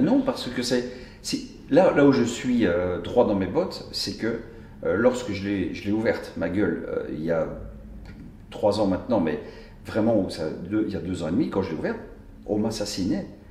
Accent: Brussels, Brussels-Capital Region, Belgium; je suis bruxellois

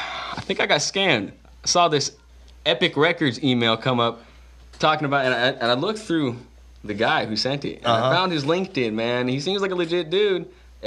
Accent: Stockton, California, United States; I grew up around there, but I moved. I moved.

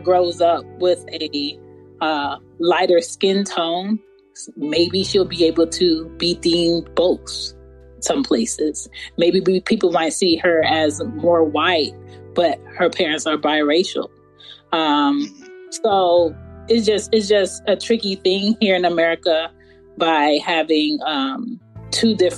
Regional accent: Philadelphia, Pennsylvania, United States; I was born and raised in Philadelphia

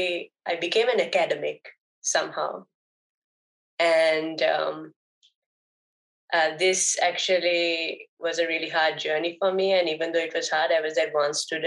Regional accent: Sri Lanka; first language Sinhalese; I come from Sri Lanka.

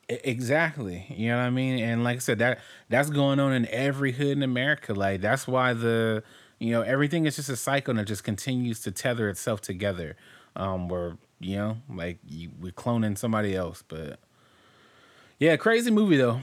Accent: Compton, California, United States; growing up in Compton

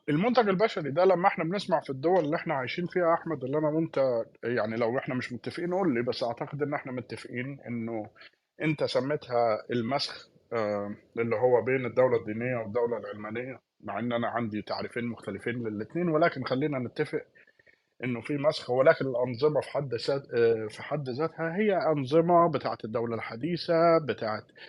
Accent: Palestine; كواحد فلسطيني

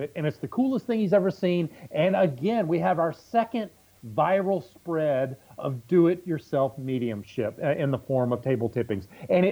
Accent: Southeast Texas, United States; I'm from Southeast Texas

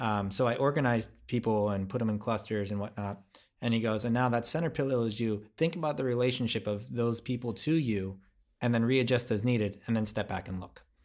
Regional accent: United States; I'm American

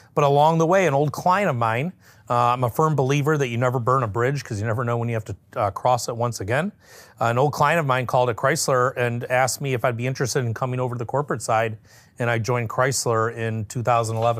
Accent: Detroit, Michigan, United States; I was born and raised in the Metro Detroit area

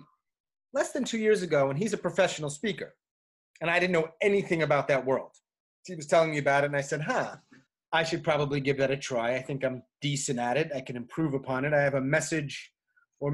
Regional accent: New York, United States; moved away as an adult; also born or lived in Japan / Saudi Arabia / Argentina / Tanzania; now in Chapel Hill, United States; I am from New York in the suburbs, ended up living in New York City for several years.

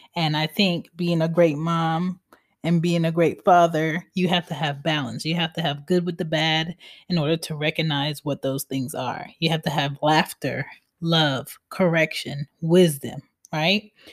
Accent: Philadelphia, Pennsylvania, United States; I'm from Philly

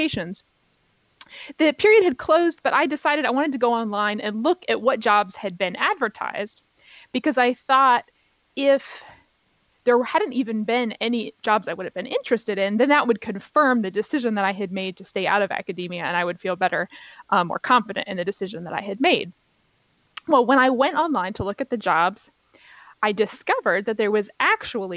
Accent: Virginia, United States; also born or lived in New York; here in Virginia, where both you and I live. This is my home state

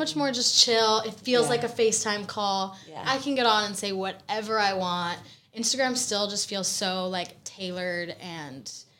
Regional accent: Fort Worth, Texas, United States; moved away as an adult; now in New York City, United States; So my hometown was Fort Worth, Texas, from the age of 3 to 18, and then I now live in New York City.

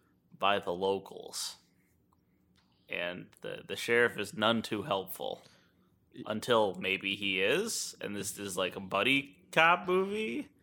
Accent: New Orleans, Louisiana, United States; I'm from New Orleans.

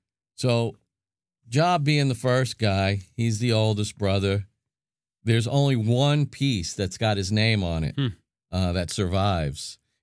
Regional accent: Brooklyn, New York, United States; I'm from Brooklyn, so it's part of Long Island.

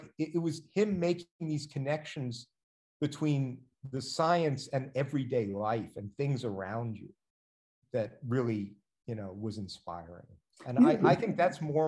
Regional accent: Washington, District of Columbia, United States; I grew up in Washington, DC

